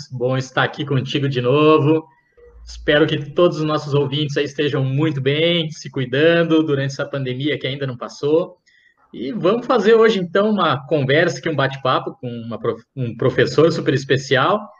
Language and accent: Portuguese; Brazil; lá no interior, onde eu fui criado